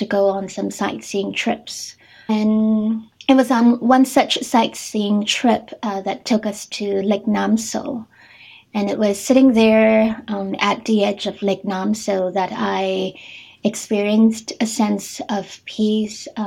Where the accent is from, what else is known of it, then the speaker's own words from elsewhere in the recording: Singapore; moved away as an adult; now in Tokyo, Japan; I'm originally from Singapore, and I've been living and working in Japan for the past 12-13